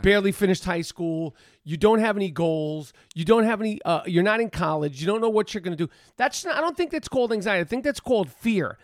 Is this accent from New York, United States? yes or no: yes; New York City, New York, United States; I'm from the east side, east, east, east side of Manhattan, super east.